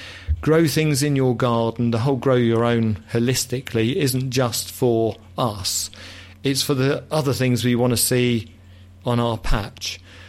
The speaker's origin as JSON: {"language": "English", "region": "England", "country": "United Kingdom", "said": "I'm English very old-fashioned, people."}